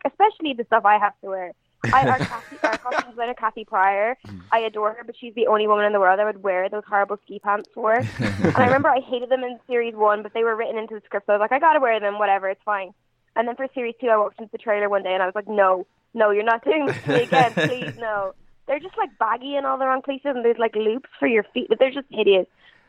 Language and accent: English; Galway, Connacht, Ireland; So it's like, I've had people say to me really like disappointedly, oh, you don't even sound Irish. So I'm like, no, I'm just from Galway.